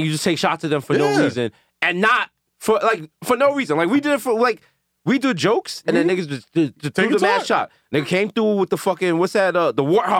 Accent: New York City, New York, United States; I'm still in the Bronx. At the end of the fucking day, I am from the Bronx.

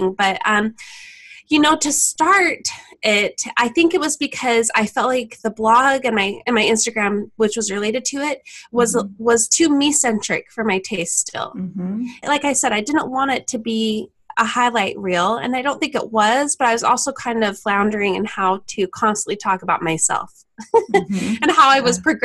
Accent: Farmington, Utah, United States; also born or lived in East Bay, San Francisco area; now in San Francisco Bay Area, United States; I'm originally from Utah, born and raised in Farmington.

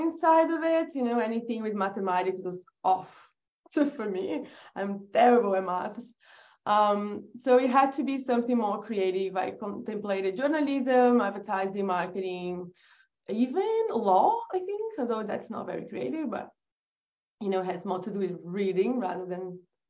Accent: Brazil; English is a second language; moved away as an adult; also born or lived in England; I was born in Brazil

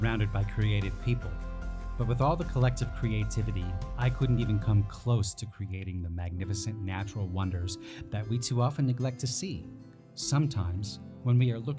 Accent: Cody, Wyoming, United States; Growing up in Cody, Wyoming, I was extremely fortunate to have natural beauty and wonders all around me every day of my life.

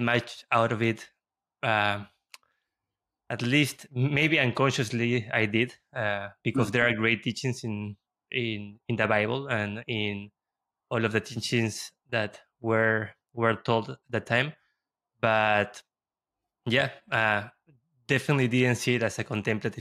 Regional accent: Lima, Peru; I was raised in Peru and in Lima

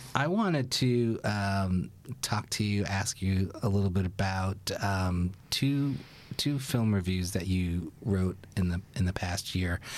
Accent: New York City, New York, United States; I grew up in Brooklyn

